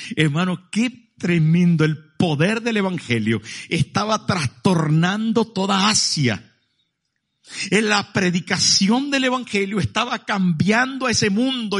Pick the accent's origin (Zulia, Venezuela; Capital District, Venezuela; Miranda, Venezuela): Zulia, Venezuela; Maracaibo; moved away; mi pueblo, en Maracaibo